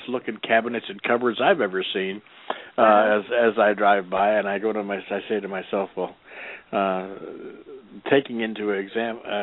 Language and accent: English; Midwest, United States; now in Arizona, United States; I'm from back in the Midwest, and I don't remember that being the case back in the Midwest. I don't remember back in the day when I was a young'un back there